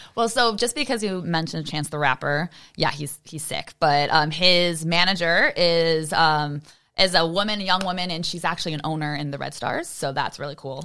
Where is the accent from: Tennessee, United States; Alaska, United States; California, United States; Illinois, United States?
Illinois, United States; Chicago; born or raised there